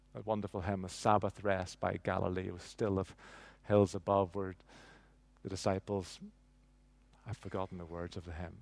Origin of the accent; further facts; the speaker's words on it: Northern Ireland, United Kingdom; I grew up in nineteen seventies and nineteen eighties in, in Northern Ireland